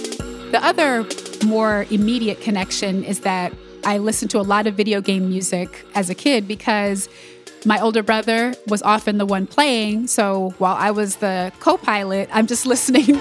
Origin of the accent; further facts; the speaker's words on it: Ithaca, New York, United States; we grew up in Ithaca in upstate New York